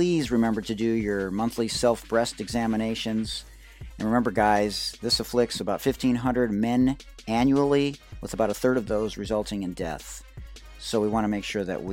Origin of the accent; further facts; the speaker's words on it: Detroit, Michigan, United States; now in San Diego, United States; I'm from Detroit originally